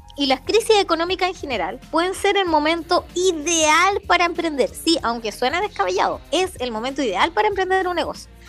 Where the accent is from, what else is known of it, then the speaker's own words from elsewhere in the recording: Chile; now in Villa Alemana, Chile; Yo no soy de Valpo ni de Viña, soy del interior